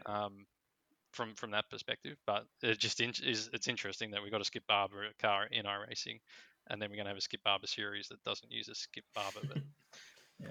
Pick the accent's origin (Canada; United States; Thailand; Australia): Australia; I'm too Australian